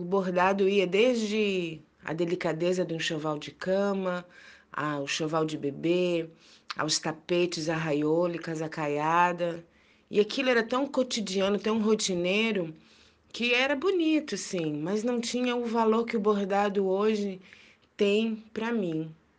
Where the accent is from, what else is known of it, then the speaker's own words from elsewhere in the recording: Minas Gerais, Brazil; eu cresci em Minas Gerais